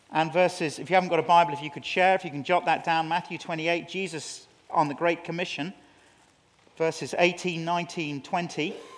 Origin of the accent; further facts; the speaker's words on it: England, United Kingdom; as an Englishman